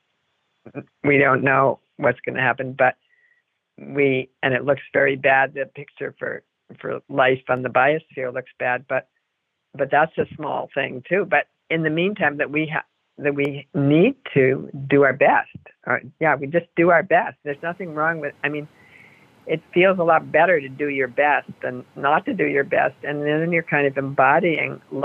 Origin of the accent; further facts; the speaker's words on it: Cambridge, Massachusetts, United States; moved away as an adult; now in Berkeley, United States; I come from Cambridge, Massachusetts. I grew up, and I came from New England to Berkeley